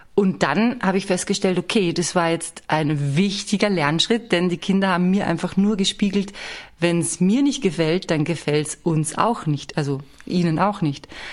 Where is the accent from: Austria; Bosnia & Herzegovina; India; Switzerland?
Austria; bei uns in Österreich eine Sendung, die hieß Am Dam des. Und die kennt ihr wahrscheinlich nicht. Und mit dieser Sendung bin ich groß geworden